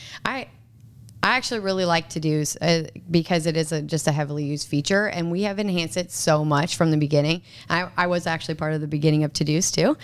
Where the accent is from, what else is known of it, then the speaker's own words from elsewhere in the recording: Minnesota, United States; moved away as an adult; also born or lived in Nebraska; I'm actually from Minnesota, and, uh, I went to Twin City Twisters.